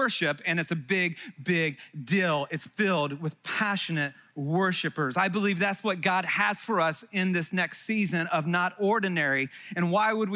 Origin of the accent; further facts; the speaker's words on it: Santa Cruz, California, United States; also born or lived in Texas; I'm from Santa Cruz. It's in California